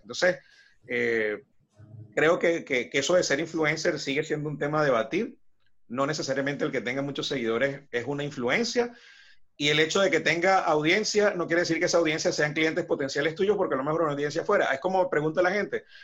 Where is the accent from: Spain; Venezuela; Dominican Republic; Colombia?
Venezuela; Ciudad Bolívar, Bolívar; moved away as an adult; now in Buenos Aires, Argentina; Ciudad Bolívar, en la ciudad donde soy de Venezuela.